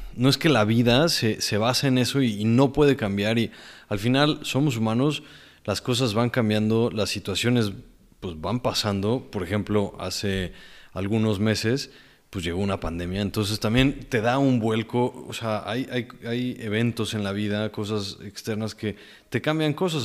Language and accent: Spanish; Mexico; also born or lived in Mexico City, Mexico; nos regresábamos a, mi pueblo mágico